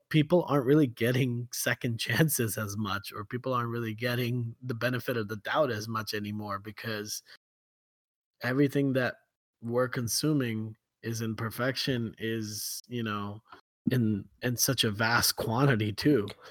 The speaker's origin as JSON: {"language": "English", "country": "Kuwait", "tie": "born or raised there", "said": "growing up in Kuwait"}